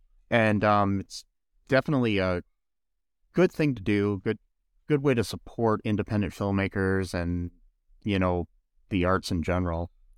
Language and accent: English; Toledo, Ohio, United States; I mean, I come from Toledo in Ohio, and Toledo's not necessarily that great of a city either.